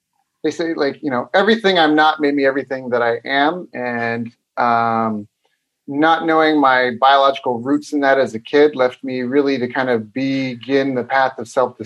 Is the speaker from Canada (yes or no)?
yes; Canada; moved away as an adult; now in Vietnam; I'm Canadian. So I'm from Canada.